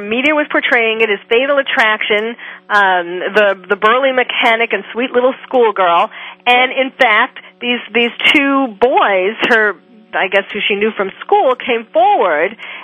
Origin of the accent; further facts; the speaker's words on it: Long Island, New York, United States; I grew up on Long Island, and I went to Stony Brook